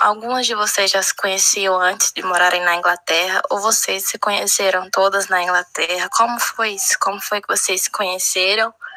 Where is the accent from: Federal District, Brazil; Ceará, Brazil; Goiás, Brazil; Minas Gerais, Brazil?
Ceará, Brazil; Fortaleza; moved away as an adult; also born or lived in England; now in Ribeirão Preto, Brazil; eu sou de Fortaleza